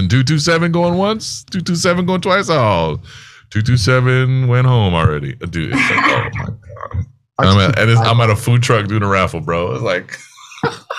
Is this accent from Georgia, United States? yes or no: no; San Jose, California, United States; now in Maui, United States; I'm from San Jose, California